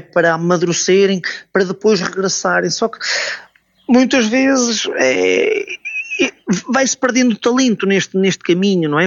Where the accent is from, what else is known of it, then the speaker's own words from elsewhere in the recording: Portugal; nós como portugueses